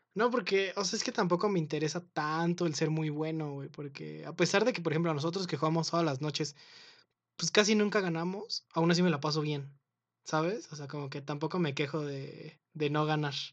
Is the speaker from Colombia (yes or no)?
no; Mexico City, Mexico; accent: Mexico City accent (cantadito); yo no sabía que en la Ciudad de México también teníamos un acento